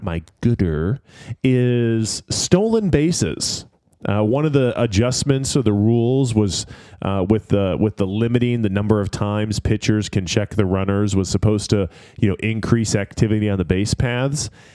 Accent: Detroit, Michigan, United States; going back to my hometown roots

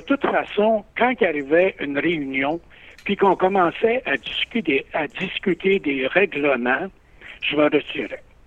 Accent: Drummondville, Quebec, Canada; also born or lived in Saguenay–Lac-Saint-Jean; je suis dans ma ville natale, Drummondville

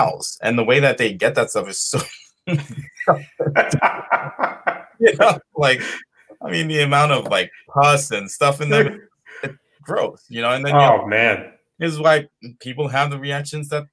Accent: New York, United States; I'm born and raised in New York

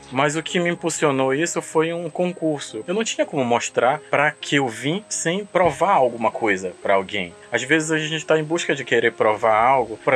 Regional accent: Curuçá, Pará, Brazil; é, sou natural de Curuçá, aqui no Nordeste Paraense.

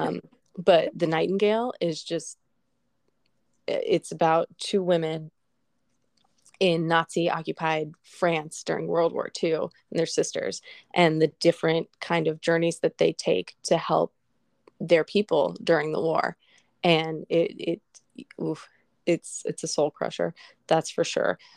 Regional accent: Colorado, United States; moved away; I grew up in Colorado

